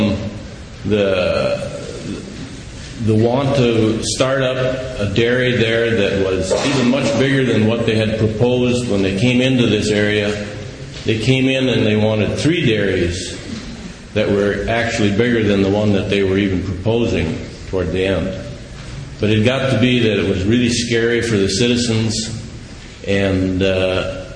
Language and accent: English; United States; We're from Dodge County